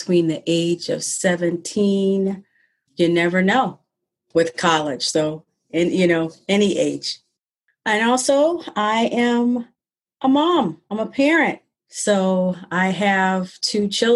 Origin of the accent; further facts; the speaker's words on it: Ohio, United States; moved away as an adult; now in Massachusetts, United States; I am from Ohio, small town in Ohio